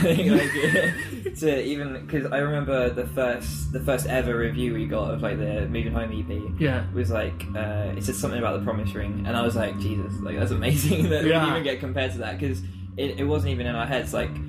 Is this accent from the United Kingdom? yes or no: yes; Canterbury, South East England, United Kingdom; also born or lived in Herne Bay; I was born in Canterbury, which is where we're based now.